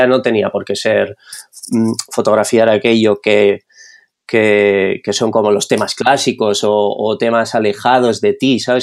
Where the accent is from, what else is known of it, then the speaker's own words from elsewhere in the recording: Barcelona, Catalonia, Spain; also born or lived in Madrid / Netherlands / London; soy de Barcelona, nacido aquí, he vivido la mayor parte de mi vida aquí